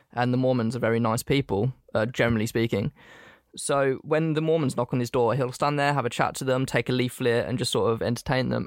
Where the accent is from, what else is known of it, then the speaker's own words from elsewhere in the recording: England, United Kingdom; I was born in England